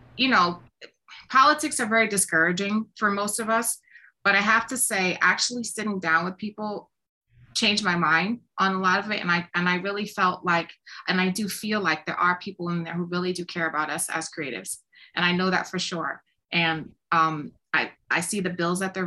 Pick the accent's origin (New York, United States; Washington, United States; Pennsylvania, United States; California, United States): New York, United States; New York City; I come from the South Bronx. I had nothing handed to me. I grew up in the projects, raised by a single mom.